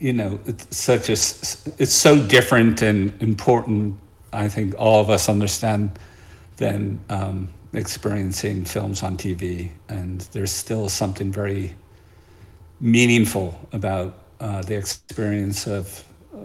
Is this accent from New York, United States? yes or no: yes; New York City, New York, United States; now in Great Barrington, United States; I'm originally from Brooklyn